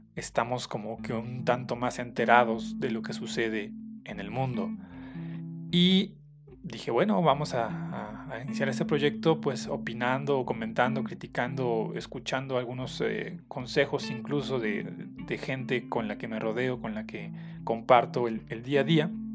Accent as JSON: {"language": "Spanish", "country": "Mexico", "said": "las festividades o tradiciones que tenemos como mexicanos"}